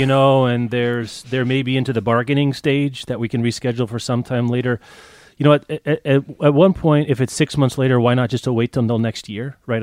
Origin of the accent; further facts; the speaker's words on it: Lawrence, Kansas, United States; my hometown independent bookstore, The Raven, in Lawrence, Kansas